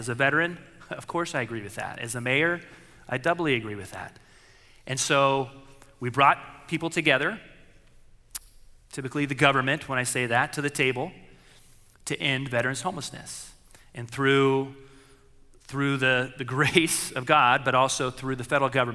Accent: Riverside, California, United States; I had neighbors of mine growing up in Riverside

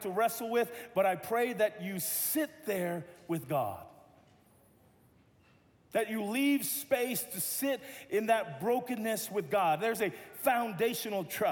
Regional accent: Tonga; now in Los Angeles, United States; I'm Tongan

